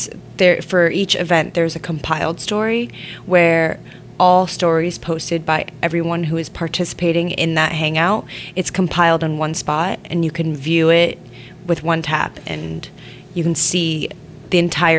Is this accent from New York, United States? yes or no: no; California, United States; born there; also born or lived in Shanghai, China; Born in California, moved to Shanghai, lived there for 11